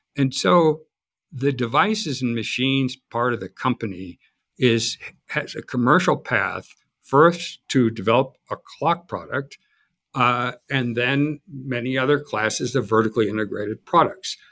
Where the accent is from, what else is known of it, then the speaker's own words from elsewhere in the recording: Chicago, Illinois, United States; I grew up in Chicago